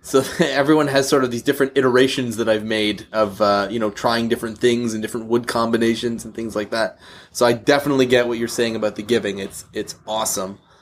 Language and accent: English; Canada; we're, uh, we're both Canadian